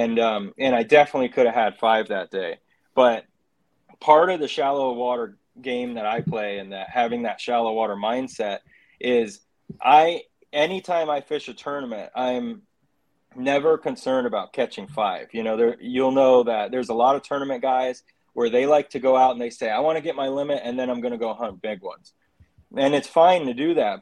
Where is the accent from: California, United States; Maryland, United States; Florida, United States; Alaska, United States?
Florida, United States; St. Johns River; growing up on the St. John's